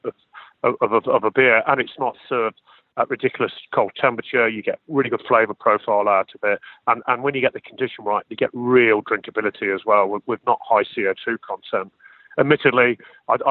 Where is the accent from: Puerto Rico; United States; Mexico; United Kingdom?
United Kingdom; Midlands; I was from the Midlands in the heart of England